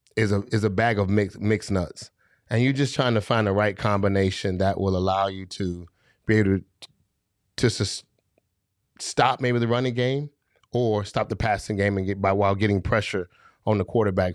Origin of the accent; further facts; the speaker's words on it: Florida, United States; I'm from Florida.